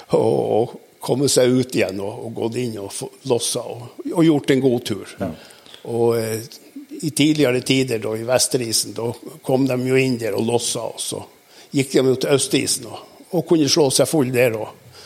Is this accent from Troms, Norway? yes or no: yes; Balsfjord, Troms, Norway; det er sånn i Balsfjorden, indre Balsfjord, der jeg kommer ifra